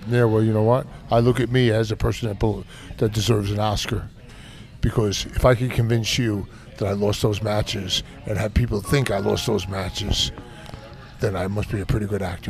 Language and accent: English; New York City, New York, United States; I grew up in Brooklyn